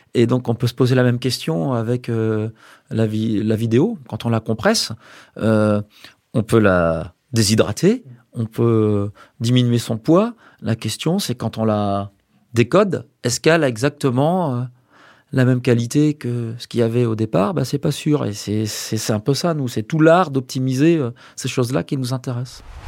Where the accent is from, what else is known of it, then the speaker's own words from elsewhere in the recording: Brest, Brittany, France; moved away; also born or lived in Angers / Cachan / Rennes / Nantes; Je suis né à Brest, à Brest même. Donc je suis breton euh, d'origine